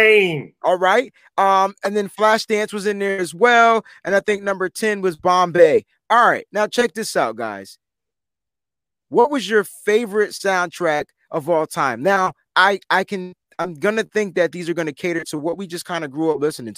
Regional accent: East Coast, United States; I'm from the East Coast

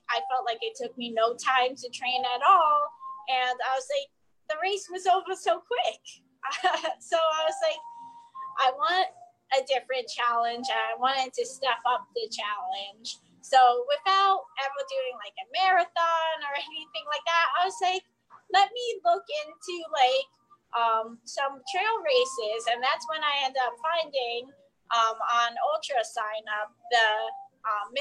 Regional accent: New Jersey, United States; moved away as an adult; moving back down to the area that I grew up in New Jersey

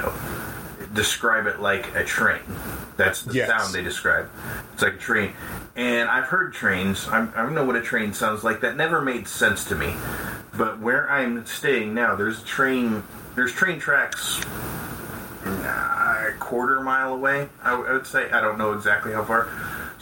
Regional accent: Colorado, United States; growing up in Colorado, we had the tornado sirens

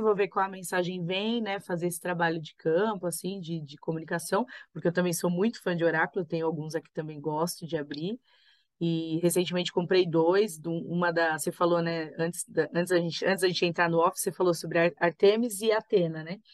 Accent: Brazil; a gente nasceu aqui no Brasil

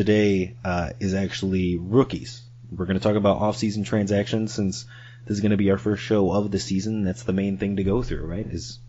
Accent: Chicago, Illinois, United States; also born or lived in Dallas area; now in Dallas, United States; I'm in the Dallas area, Neil's in Denver, but we are both from the Chicago area, both Bears fans by nature

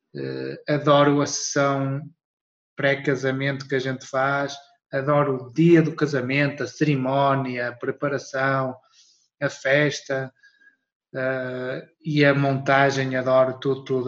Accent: Portugal; moved away as an adult; now in Luxembourg; sou português, mas estou a viver no Luxemburgo

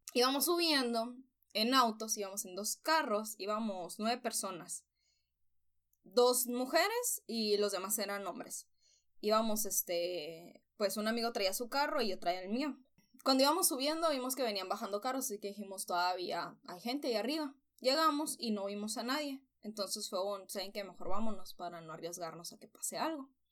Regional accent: Nogales, Sonora, Mexico; moved away as an adult; now in Hermosillo, Mexico; Yo soy de Nogales

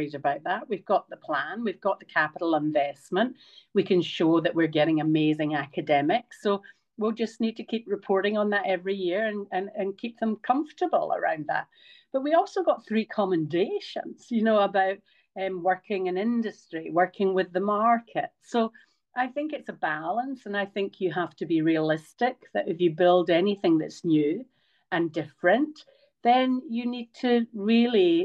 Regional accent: Scotland, United Kingdom; also born or lived in Queensland, Australia; now in Australia; I'm Scottish

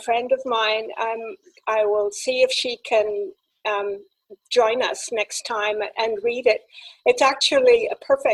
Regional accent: North East England, United Kingdom; moved away; I come from England myself. I come from a coal mining village in the northeast of England, where we have our own language

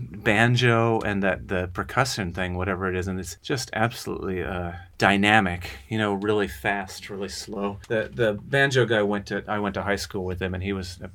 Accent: Kansas, United States; I'm from Kansas

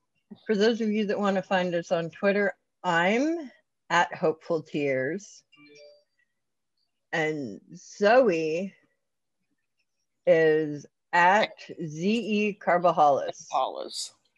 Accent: Kentucky, United States; also born or lived in Ohio / Pennsylvania; now in Georgia, United States; To Georgia. Kentucky to Ohio, back to Kentucky, to Pennsylvania, down to Georgia.

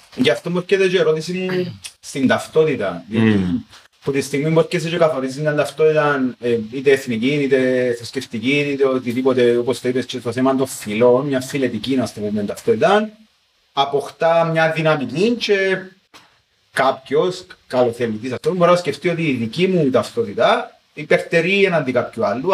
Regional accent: Cyprus; ότι εγώ είμαι Κύπριος

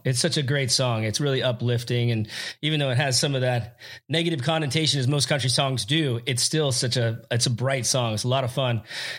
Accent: Hollywood, California, United States; And I grew up in Hollywood myself. It's from 17 on.

